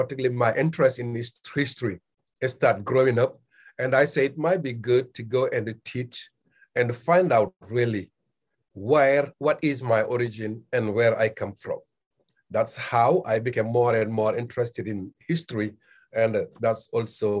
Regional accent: Senegal; now in Murfreesboro, United States; growing up in Senegal

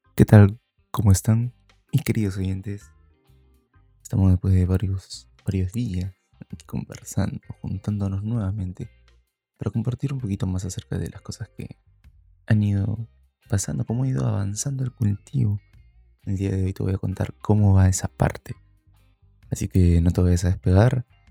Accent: Peru; aquí en Perú, cuando yo era niño, estoy hablando pues de fines, finales de los 90

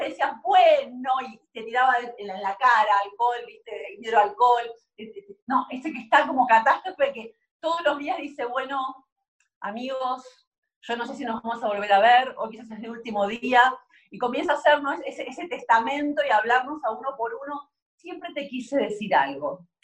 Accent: Argentina; soy argentina

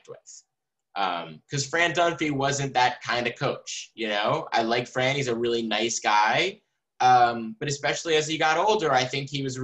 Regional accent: just outside Philadelphia, Pennsylvania, United States; also born or lived in Pittsburgh, Pennsylvania; I'm, you know, from just outside Philadelphia. When I was in high school, the last thing I wanted to do was go to college within, you know, an hour of where I lived

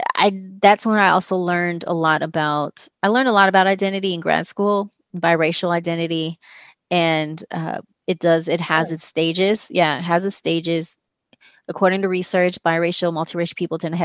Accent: Long Beach, California, United States; moved away as an adult; also born or lived in Washington, D.C.; grew up in Long Beach. I grew up in North Long Beach

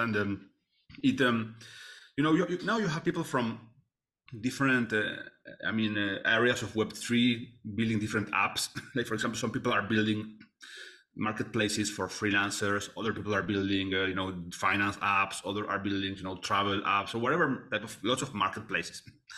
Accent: Argentina; I am from Argentina

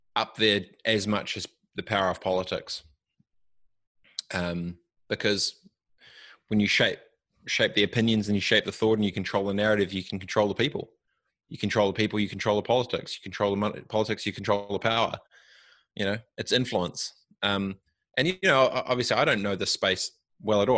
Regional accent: New Zealand; I'm I'm from New Zealand and I'm Maori

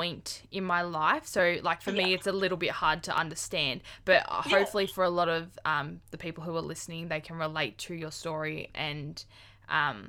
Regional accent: Clyde North, Victoria, Australia; I'm from Clyde North, and I left school when I was... finished year 10

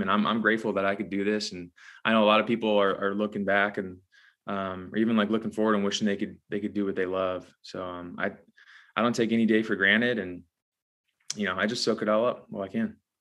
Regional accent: Whittier, California, United States; moved away as an adult; now in Nashville, United States; I grew up in Whittier, California.

